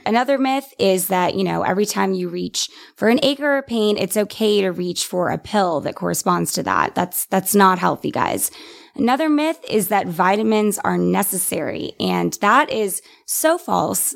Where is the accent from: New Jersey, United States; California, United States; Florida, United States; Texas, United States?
Texas, United States; San Antonio; moved away as an adult; now in Austin, United States; I am from San Antonio, but moved to Austin seven years ago for college